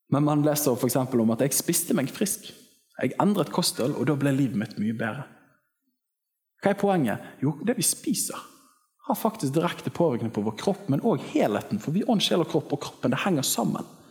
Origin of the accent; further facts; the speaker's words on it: Western Norway, Norway; Jeg kommer fra Vestlandet